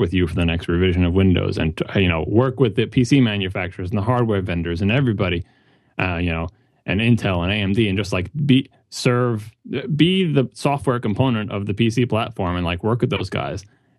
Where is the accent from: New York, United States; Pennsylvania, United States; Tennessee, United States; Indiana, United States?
New York, United States; now in Massachusetts, United States; So even though I grew up in on Long Island, in New York, I would go with Massachusetts shirt, I think.